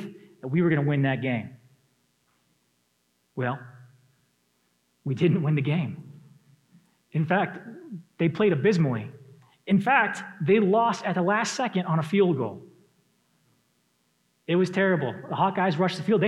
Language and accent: English; Detroit, Michigan, United States; moved away; I come from Michigan. I grew up in the Metro Detroit area